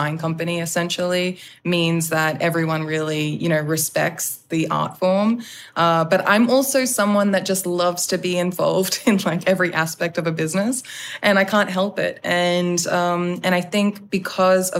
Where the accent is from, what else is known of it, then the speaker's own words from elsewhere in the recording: Australia; now in Los Angeles, United States; being in LA, being an Australian, leading a predominantly American team